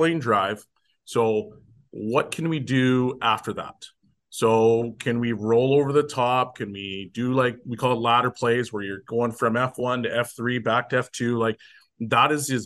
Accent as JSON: {"language": "English", "country": "Canada", "said": "I'm from Canada too."}